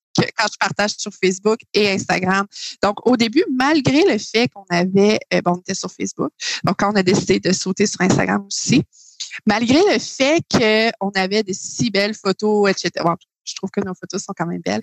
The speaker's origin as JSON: {"language": "French", "region": "Quebec", "country": "Canada", "said": "je viens de, Québec"}